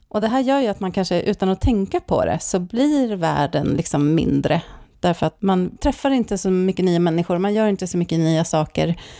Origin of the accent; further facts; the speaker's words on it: Stockholm, Stockholm County, Sweden; moved away as an adult; also born or lived in Norrköping; now in Särna, Sweden; jag är också uppvuxen i Stockholm